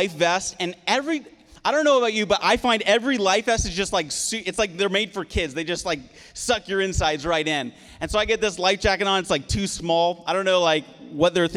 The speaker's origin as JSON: {"language": "English", "region": "Prince Edward Island", "country": "Canada", "tie": "born or raised there", "moved": "yes", "said": "I'm from the East Coast of Canada. And so I grew up in Prince Edward Island, and growing up on an island"}